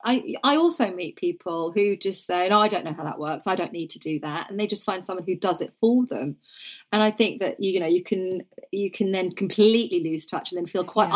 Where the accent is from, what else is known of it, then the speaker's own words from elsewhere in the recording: Norfolk, East of England, United Kingdom; I grew up in Norfolk, and everybody was either into horse riding or sport